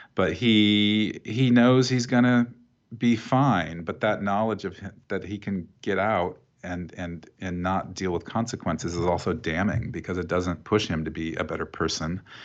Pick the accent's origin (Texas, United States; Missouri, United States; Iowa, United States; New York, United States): Iowa, United States; Oskaloosa; when I was growing up in Iowa, and I grew up in this town called Oskaloosa